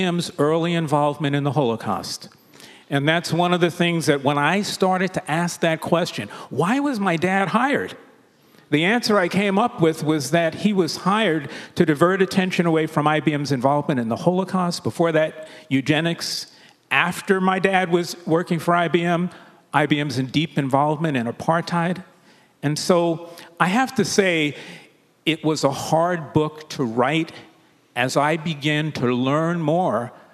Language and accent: English; New York City, New York, United States; We grew up in the Williamsbridge area of the Bronx